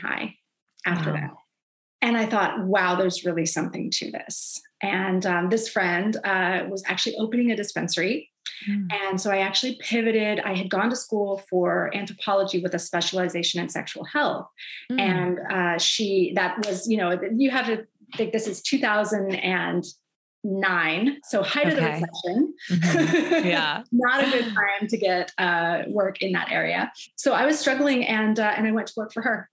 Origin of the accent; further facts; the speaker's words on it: Florida, United States; now in Seattle, United States; I come from Florida